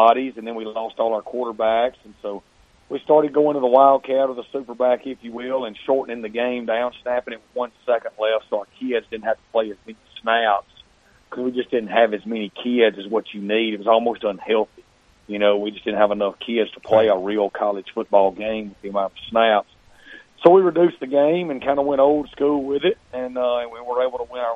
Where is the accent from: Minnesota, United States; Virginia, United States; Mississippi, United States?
Mississippi, United States; Amory; I grew up in Amory, Mississippi, a coach's kid